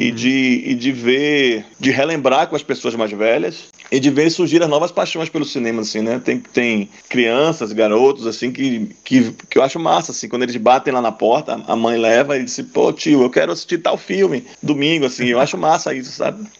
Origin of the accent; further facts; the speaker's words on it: Cachoeira, Bahia, Brazil; Sou cachoeirano, nasci, moro em Cachoeira